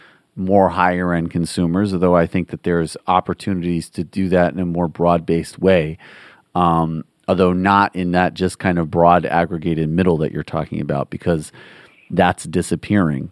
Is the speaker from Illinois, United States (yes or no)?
no; Western Massachusetts, United States; where I grew up in Western Massachusetts